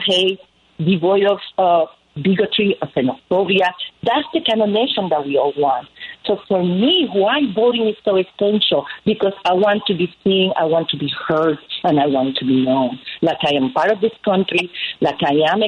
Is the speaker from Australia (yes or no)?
no; Puerto Rico; moved away as an adult; now in United States; I grew up in Puerto Rico